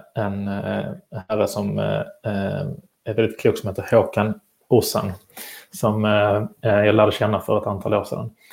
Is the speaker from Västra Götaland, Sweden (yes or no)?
no; Malmö, Skåne, Sweden; now in Stockholm, Sweden; jag bor ju själv i Stockholm, men är född och uppvuxen här i Malmö